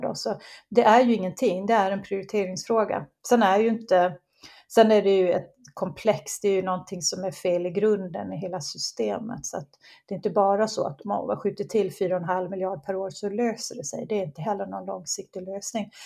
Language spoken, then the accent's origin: Swedish; Gotland, Sweden; accent: Gotlandic; moved away as an adult; also born or lived in Bromma, Stockholm; now in Höllviken, Sweden; man, kan luras av min dialekt, men jag är ju uppvuxen på Gotland, men jag bor i Skåne sedan ja, 25 år